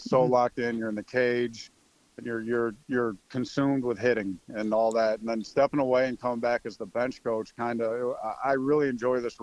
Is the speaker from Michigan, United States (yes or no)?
yes; Michigan, United States; moved away as an adult; I'm from Michigan